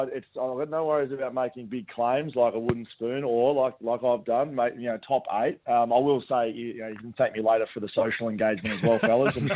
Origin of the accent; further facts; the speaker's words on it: Geelong, Victoria, Australia; now in Western Australia, Australia; I'm a I'm a West Australian-based media guy now. I'm from Victoria, from Geelong.